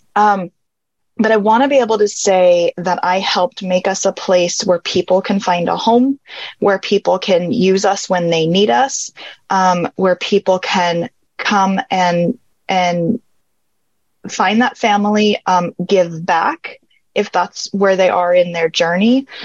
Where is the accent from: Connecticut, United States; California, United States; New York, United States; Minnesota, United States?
California, United States; now in Arizona, United States; I was born and raised in California.